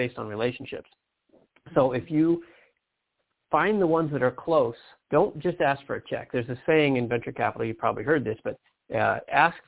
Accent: Detroit, Michigan, United States; I'm from Detroit.

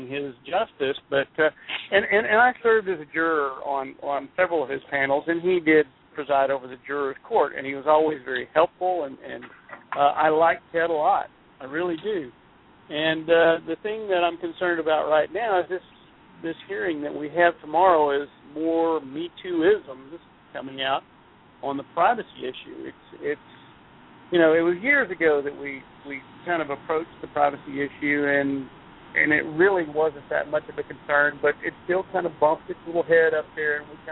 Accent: Houston, Texas, United States; I grew up in Houston

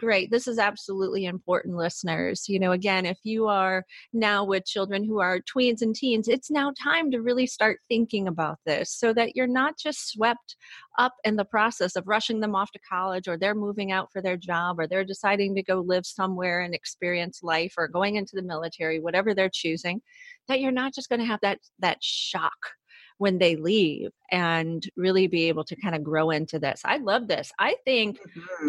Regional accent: Cleveland, Ohio, United States; I, am born and raised in Ohio

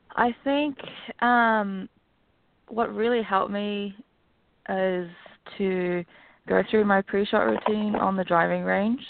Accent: Auckland, New Zealand; moved away as an adult; now in United States; I grew up in Auckland, New Zealand, and then I came over to um, play college golf at Pepperdine University

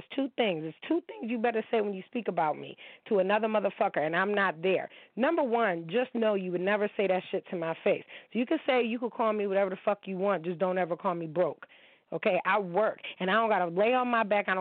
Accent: United States; I am an American girl

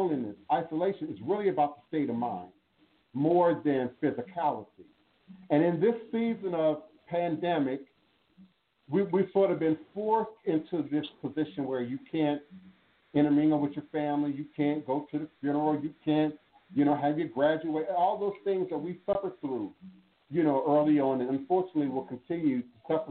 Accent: Washington, District of Columbia, United States; also born or lived in Chicago, Illinois; he moved us to the DMV

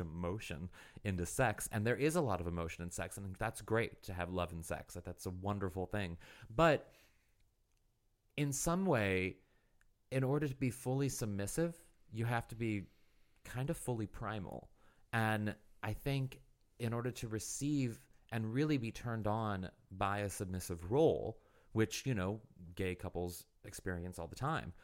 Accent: Missouri, United States; moved away; I'm from Missouri originally

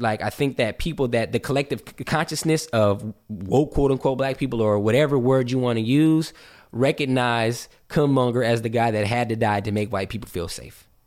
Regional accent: West Covina, California, United States; moved away as an adult; also born or lived in Ontario, California; now in Georgia, United States; growing up in West Covina, California and Ontario, California

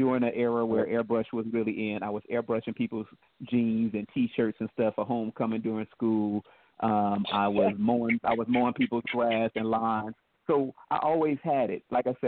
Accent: Midwest, United States; And because I'm from the Midwest, we had all four seasons, and I took care of the lawns at $40 a pop.

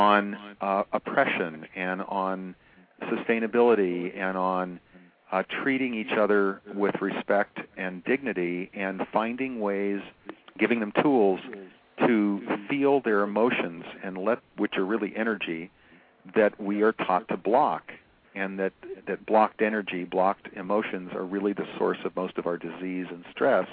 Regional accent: Seattle, Washington, United States; now in California, United States; I've lived on the West Coast of America, Washington, and then California, since I was 5 years old. So when I was a kid growing up in Seattle

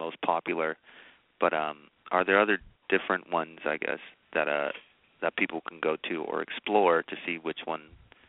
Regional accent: Oakland, California, United States; I'm from Oakland, California.

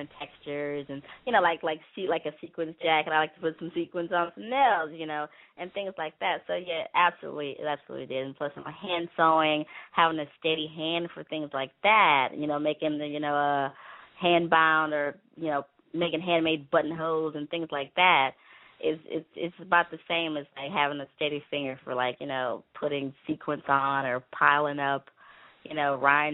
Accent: Houston, Texas, United States; moved away as an adult; also born or lived in Los Angeles area; now in Los Angeles, United States; I'm from Houston, Texas. Born and raised. And I moved here about 7 years ago

